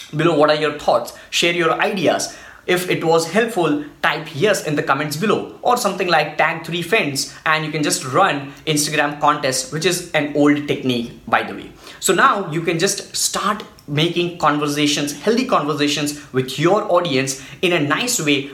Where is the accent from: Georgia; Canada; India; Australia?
India; I'm from India